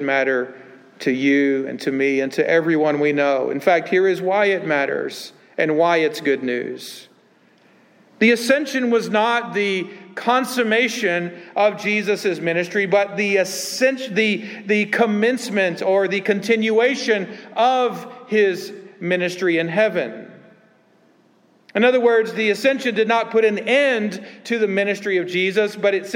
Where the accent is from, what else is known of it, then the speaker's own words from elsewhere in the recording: the Bible Belt, United States; I grew up in the Bible Belt